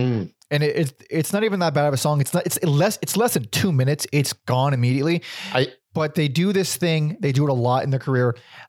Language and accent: English; West Covina, California, United States; West Covina. That's where I was born.